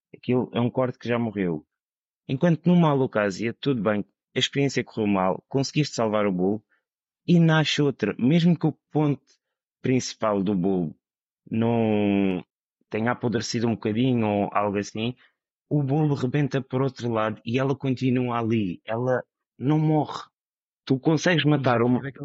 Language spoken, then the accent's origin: Portuguese; Madeira, Portugal; moved away; also born or lived in mainland Portugal; sou da Madeira